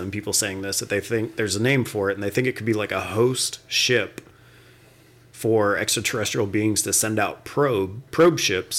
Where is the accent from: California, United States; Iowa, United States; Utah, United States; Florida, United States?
Florida, United States; West Palm Beach; growing up in Florida, we lived in West Palm, which was kind of like center of the state.